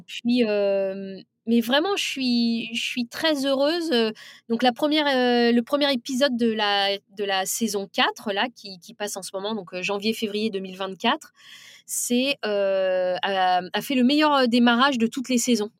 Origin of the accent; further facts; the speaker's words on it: France; c'est les femmes de banlieue, puisque c'est de là d'où je viens